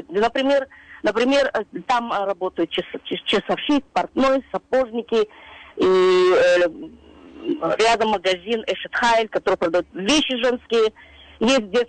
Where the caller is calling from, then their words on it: Queens, New York, United States; я из Квинса.